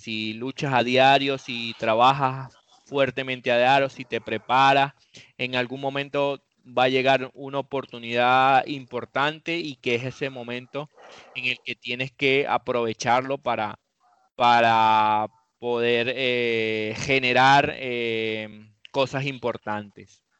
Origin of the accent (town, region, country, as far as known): Venezuela; moved away; also born or lived in Europe